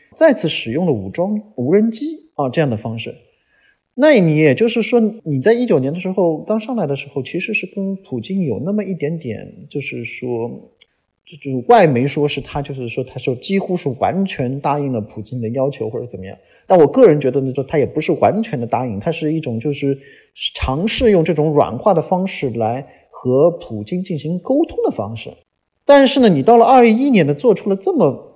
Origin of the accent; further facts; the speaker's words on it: China; 我们中国人是非常非常熟悉类似的历史的